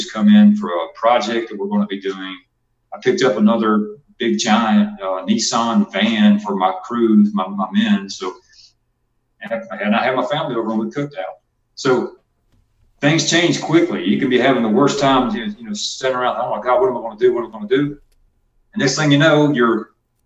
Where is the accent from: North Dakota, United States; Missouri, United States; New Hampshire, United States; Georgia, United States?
Georgia, United States; accent: twang; moved away; also born or lived in Texas; I'm from Georgia, but, you know, I used to live in Texas.